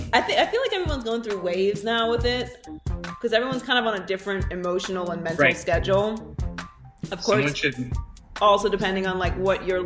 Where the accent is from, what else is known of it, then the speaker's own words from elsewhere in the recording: Pittsburgh, Pennsylvania, United States; I grew up in Pittsburgh.